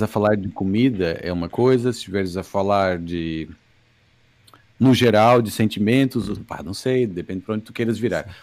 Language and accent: Portuguese; Brazil; Eu sendo do Brasil